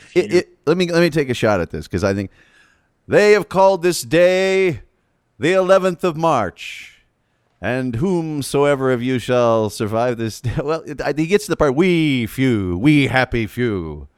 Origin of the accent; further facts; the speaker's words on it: United States; we Americans